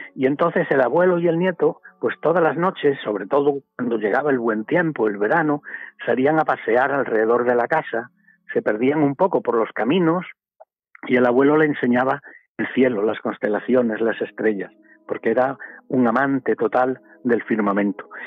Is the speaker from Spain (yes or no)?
yes; Galicia, Spain; arroyos en mi tierra, en Galicia